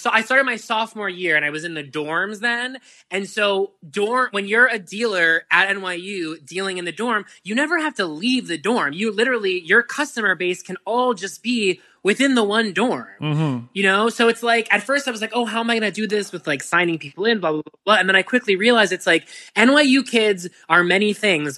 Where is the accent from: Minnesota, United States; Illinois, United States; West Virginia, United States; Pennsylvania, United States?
Pennsylvania, United States; Pittsburgh; I'm from Pittsburgh